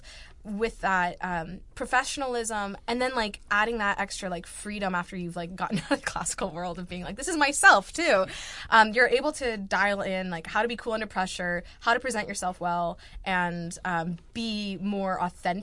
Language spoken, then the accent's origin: English; Bend, Oregon, United States; now in Rochester, United States; as a kid from rural Oregon